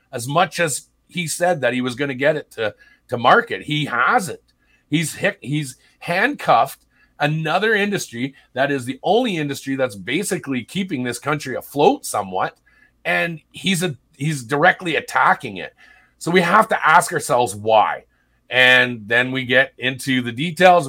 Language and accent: English; Sault Ste. Marie, Ontario, Canada; moved away; I was born and raised in Sault Ste. Marie, Ontario